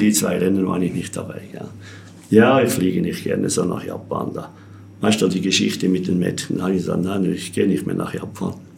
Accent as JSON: {"language": "German", "town": "Entlebuch", "region": "Lucerne", "country": "Switzerland", "tie": "born or raised there", "said": "Ich bin ja in Entlebuch geboren, da haben wir ja keinen See"}